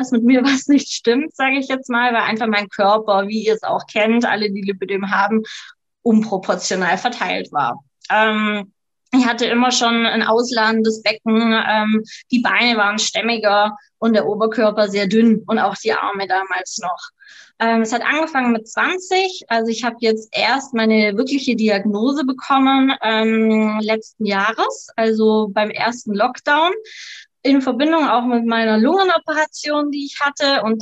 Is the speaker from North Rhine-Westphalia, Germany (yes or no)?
no; Baden-Württemberg, Germany; komme vom wundervollen Bodensee, ähm, wohne jetzt auf der bayerischen Seite.